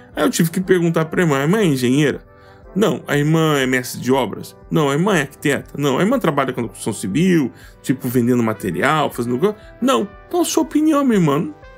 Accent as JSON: {"language": "Portuguese", "region": "Goiás", "country": "Brazil", "said": "eu sou goiano do pé rachado"}